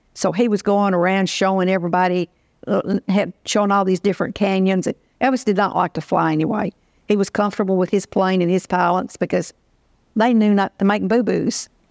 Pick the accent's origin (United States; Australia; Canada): United States; Union City, Tennessee; moved away as an adult; now in Memphis, United States; my hometown, Union City, which is about one hundred forty miles from here.